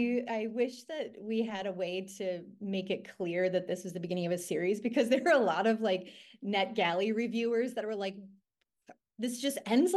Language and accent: English; Green Bay, Wisconsin, United States; I mean, I'm from Green Bay, but it's called going up north.